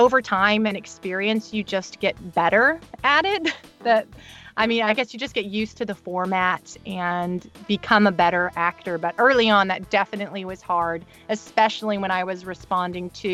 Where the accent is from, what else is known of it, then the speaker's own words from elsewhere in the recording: United States; as American